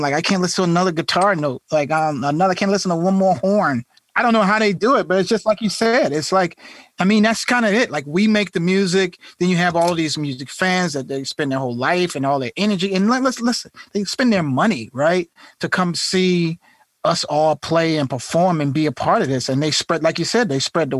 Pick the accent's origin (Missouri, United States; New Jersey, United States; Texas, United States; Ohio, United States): New Jersey, United States; Irvington; Like I grew up in Irvington in Newark, New Jersey, man.